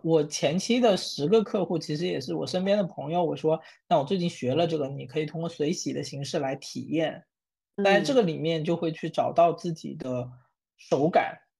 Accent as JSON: {"language": "Chinese", "town": "Wenzhou", "region": "Zhejiang", "country": "China", "said": "我自己作为一个温州人"}